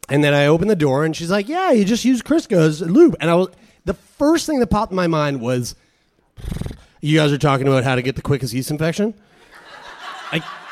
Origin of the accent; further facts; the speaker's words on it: Halifax, Nova Scotia, Canada; we aren't from here. We're from Halifax, and we're just visiting.